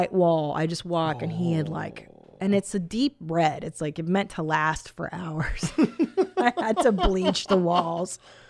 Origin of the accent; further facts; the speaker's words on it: Bloomington, Illinois, United States; I'm a mom to two boys, and we are from Bloomington, Illinois.